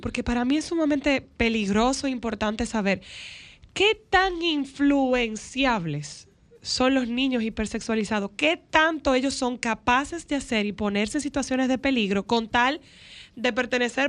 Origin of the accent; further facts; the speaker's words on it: Nagua, María Trinidad Sánchez, Dominican Republic; yo vengo de Nagua